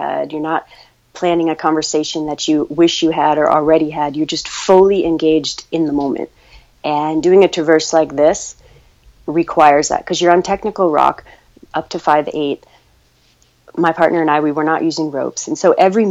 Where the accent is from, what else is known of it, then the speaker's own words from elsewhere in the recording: Ouray, Colorado, United States; I grew up in Ouray, Colorado, so I was just surrounded by the mountains